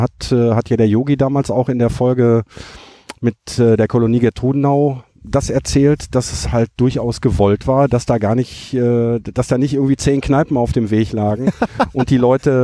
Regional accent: Herten, North Rhine-Westphalia, Germany; bei uns in Herten

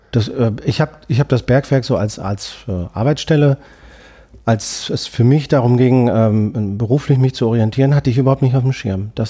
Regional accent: Marl, North Rhine-Westphalia, Germany; Ich komme aus Mal und bin 49 Jahre alt

